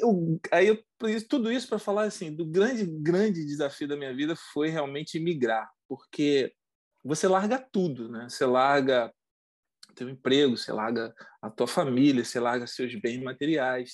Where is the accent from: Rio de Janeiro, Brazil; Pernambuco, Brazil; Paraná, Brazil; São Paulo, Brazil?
Rio de Janeiro, Brazil; Mesquita; moved away as an adult; also born or lived in Nilópolis, Brazil / Rio das Ostras, Brazil; now in Montreal, Canada; nós somos do Brasil, nós somos do Rio de Janeiro. Né? Nós somos da Baixada Fluminense, né? Do, de, de, uma cidade chamada Mesquita. Uhum. É, morei muito tempo lá